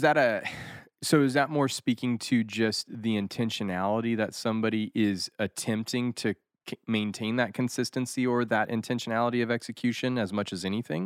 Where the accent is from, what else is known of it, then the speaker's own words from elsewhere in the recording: Rocky Mountains, United States; also born or lived in Japan; the Rocky Mountain environment that I grew up